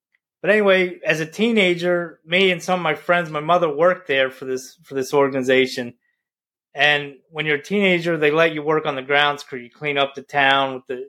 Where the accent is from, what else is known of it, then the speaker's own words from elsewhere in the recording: Meyersdale, Pennsylvania, United States; I grew up in Western Pennsylvania in a town called Myersdale, the sweetest place on earth.